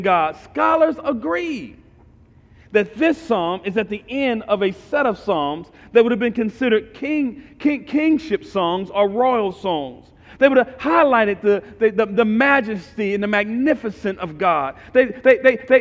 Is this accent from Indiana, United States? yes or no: no; St. Louis, Missouri, United States; I'm from North St. Louis, right across from East St. Louis